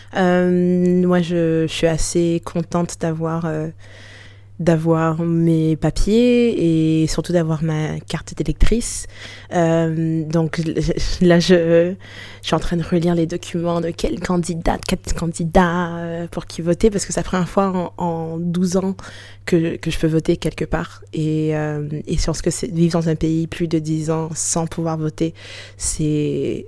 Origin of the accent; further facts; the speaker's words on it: Canada; moved away as an adult; also born or lived in Haiti; now in France; je suis née au Canada